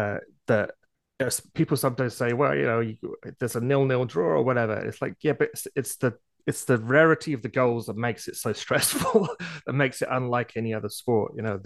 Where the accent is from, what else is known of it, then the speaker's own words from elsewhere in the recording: England, United Kingdom; Hey, I'm English.